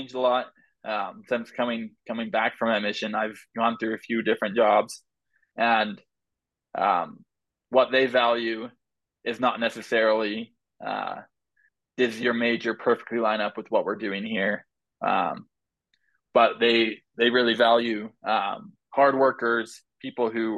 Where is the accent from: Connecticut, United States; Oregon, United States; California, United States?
Oregon, United States; I grew up in Oregon